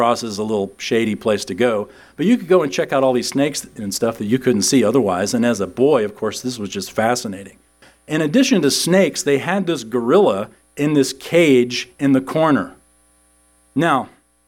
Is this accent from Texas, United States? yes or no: yes; San Antonio, Texas, United States; I grew up in San Antonio